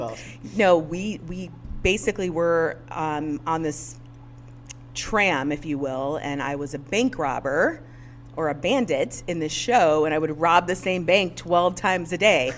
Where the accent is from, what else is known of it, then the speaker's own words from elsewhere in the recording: Northwest Indiana, United States; am born and raised in Northwest Indiana